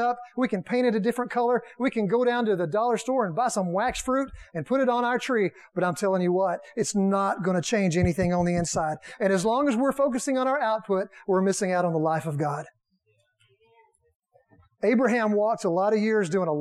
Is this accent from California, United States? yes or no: no; Texas, United States; I'm from Texas